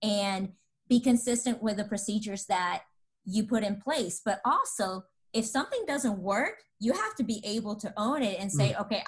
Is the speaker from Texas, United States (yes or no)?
yes; Dallas, Texas, United States; I'm from Texas, Dallas